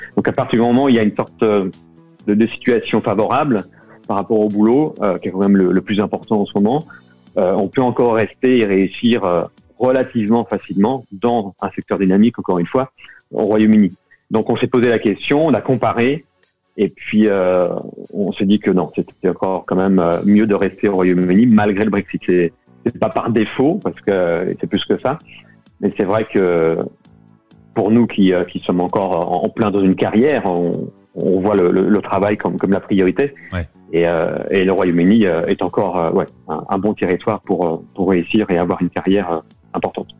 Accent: France; moved away as an adult; now in London, United Kingdom; En tant que Français

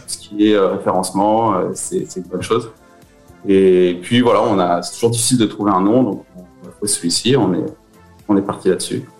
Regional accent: Beaujolais, Auvergne-Rhône-Alpes, France; moved away as an adult; also born or lived in Lyon / Alès; now in Moscow, Russia; mes parents ont déménagé euh, dans, le Beaujolais. Hein, c'est, une chouette région, ils voulaient s'installer à la campagne. Euh, j'ai fait en fait toute ma, toute ma jeunesse là-bas

